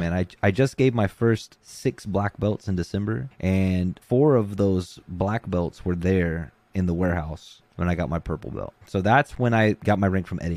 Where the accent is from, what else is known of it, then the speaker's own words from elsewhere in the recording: Gulf Shores, Alabama, United States; moved away; I'm originally from Gulf Shores, Alabama, which is an island at the bottom of Alabama